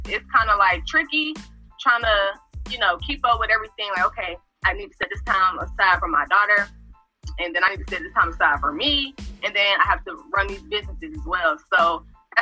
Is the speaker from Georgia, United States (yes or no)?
yes; Atlanta, Georgia, United States; I'm from Atlanta, Georgia